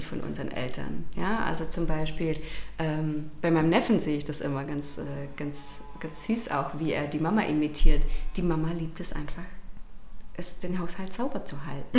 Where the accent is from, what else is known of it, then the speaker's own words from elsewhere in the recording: Rangendingen, Baden-Württemberg, Germany; now in Hechingen, Germany; Ich komme ursprünglich aus Rangendingen tatsächlich, mhm. wohne jetzt aber auch in Hechingen.